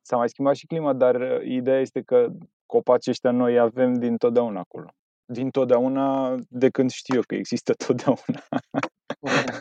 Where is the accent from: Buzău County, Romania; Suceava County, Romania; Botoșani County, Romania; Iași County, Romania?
Buzău County, Romania; Pietroasele; now in Bucharest, Romania; la noi în sat